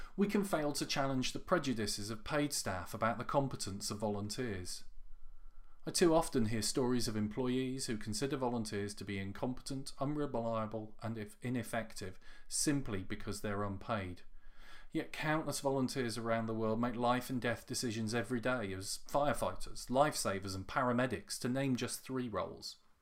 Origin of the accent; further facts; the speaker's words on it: United Kingdom; as a Brit